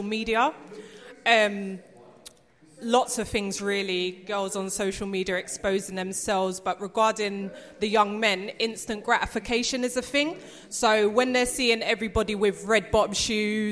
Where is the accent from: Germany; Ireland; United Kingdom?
United Kingdom; London; I'm from Deptford